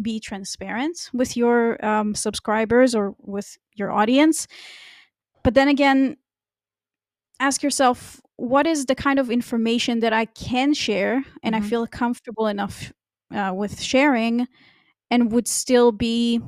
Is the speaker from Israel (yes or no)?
yes; Israel; moved away as an adult; now in Germany; my home country, which is Israel.